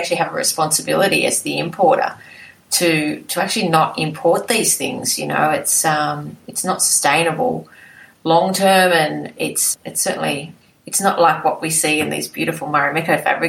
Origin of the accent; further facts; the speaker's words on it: Sydney, New South Wales, Australia; Well, I was born in Sydney and raised in Sydney. I guess we had a very normal suburban Sydney life. I lived with my mum and dad and my brother.